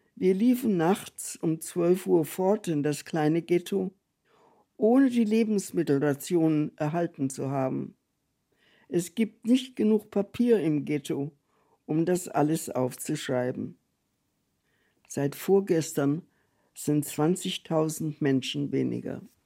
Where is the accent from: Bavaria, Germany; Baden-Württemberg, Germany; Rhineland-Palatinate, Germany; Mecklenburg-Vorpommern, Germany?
Bavaria, Germany; Fürth; moved away; also born or lived in South Africa; bin in Fürth geboren bei Nürnberg